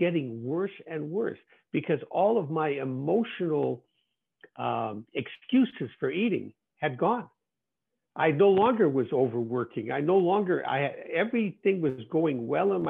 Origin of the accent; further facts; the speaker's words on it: Winnipeg, Manitoba, Canada; my hometown of Winnipeg, Canada